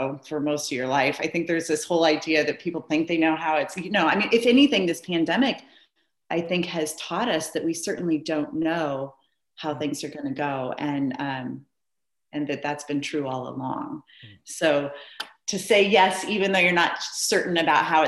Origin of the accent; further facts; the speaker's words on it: Iowa, United States; now in Bend, United States; I'm from Iowa